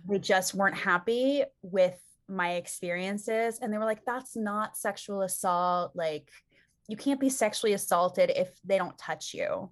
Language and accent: English; Calabasas, California, United States; we grew up in Calabasas, like Southern California